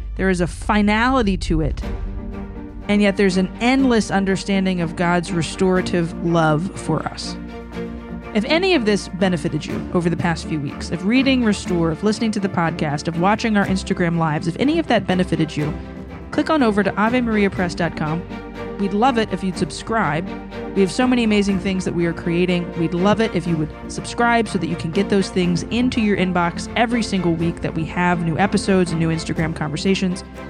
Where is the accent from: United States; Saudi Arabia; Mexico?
United States; Louisiana; I'm from Louisiana